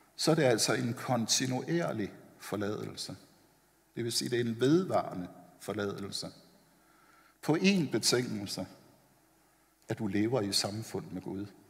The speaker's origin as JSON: {"language": "Danish", "town": "Copenhagen", "region": "Capital Region of Denmark", "country": "Denmark", "tie": "born or raised there", "said": "Jeg er vokset op ovre på Vesterbro i København"}